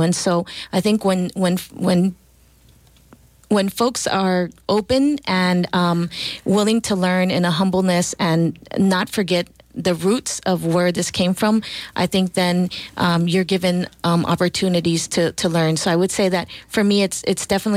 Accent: Texas, United States; I'm from Texas, of Mexican descent.

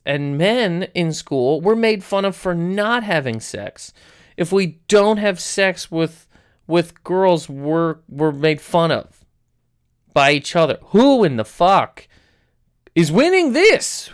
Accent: Canada; I'm from Canada

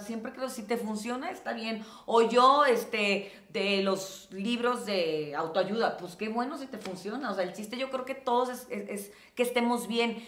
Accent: Los Mochis, Sinaloa, Mexico; moved away as an adult; now in Mexico City, Mexico; cuando llegué aquí a la Ciudad de México, que llegué a los 19 años y pues venía de un mini lugar como Los Mochis, de haber estado siempre viviendo en casa de mis papás

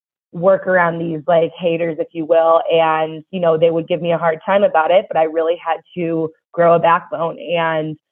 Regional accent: Chicago, Illinois, United States; I'm from Chicago, the Chicago area, and I had full plans after graduation to go back to Chicago

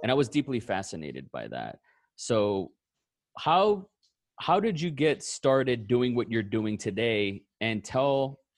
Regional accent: Austin, Texas, United States; he tweeted something very similar and was like, hey, because I'm from Austin, Texas.

